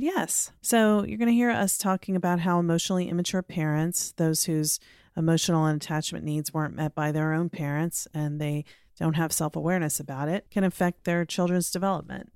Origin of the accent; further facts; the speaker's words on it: Norfolk, Virginia, United States; Virginia Beach, Virginia, my hometown. Actually, I'm from Norfolk, but they're right next to each other